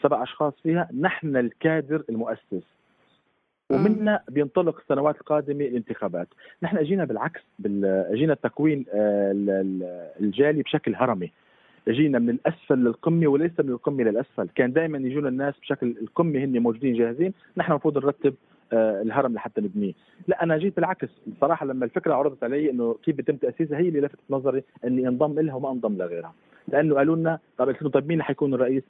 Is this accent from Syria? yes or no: yes; Syria; now in Germany; كانا كسوري عايش بالمانيا